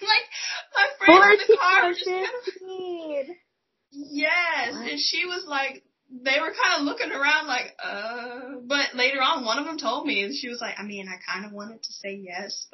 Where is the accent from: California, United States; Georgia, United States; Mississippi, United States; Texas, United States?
Texas, United States; Houston; moved away; I'm from Texas, born and raised